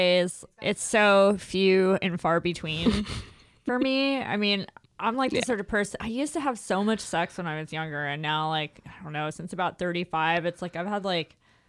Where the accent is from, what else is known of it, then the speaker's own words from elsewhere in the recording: the South, United States; moved away; Cause I grew up in the South